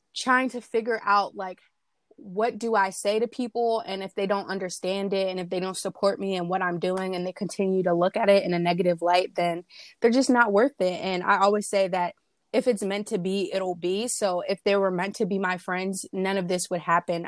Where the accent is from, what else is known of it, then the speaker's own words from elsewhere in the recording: Willingboro, New Jersey, United States; I'm 19 years old, and I'm from Willingboro, New Jersey.